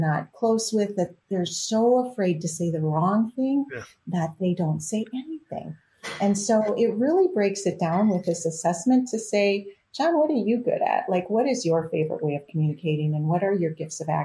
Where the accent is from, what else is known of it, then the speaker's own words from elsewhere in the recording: Wisconsin, United States; I grew up in Wisconsin